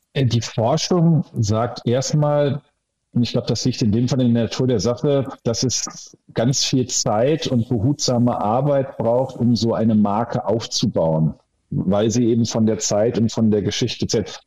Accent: Hamm, North Rhine-Westphalia, Germany; hier aus meiner Heimat in Hamm

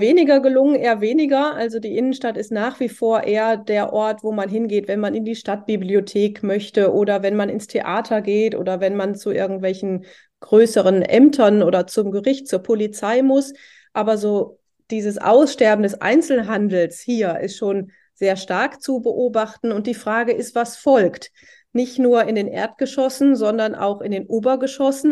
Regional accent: Oberhausen, North Rhine-Westphalia, Germany; ich komme ja aus Oberhausen, mitten im Ruhrgebiet

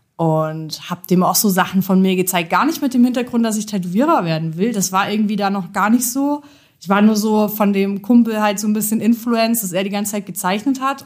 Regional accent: Jena, Thuringia, Germany; ich komme auch aus Jena, genau wie Sepp

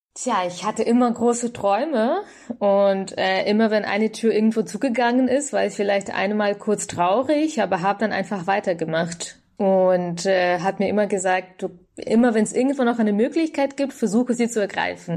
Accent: Bavaria, Germany; in Bayern, wo ich herkomme

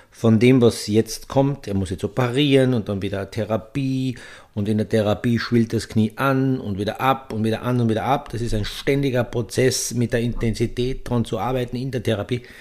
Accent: Austria; Es gibt ja so viele, tragisches, emotionales Element bei uns in Österreich

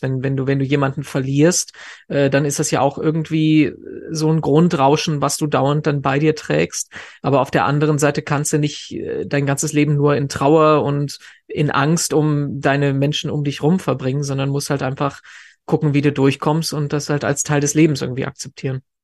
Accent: Germany; bei uns in Deutschland

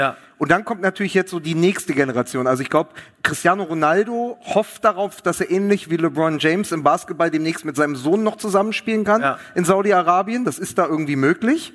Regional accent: Berlin, Germany; als Berliner

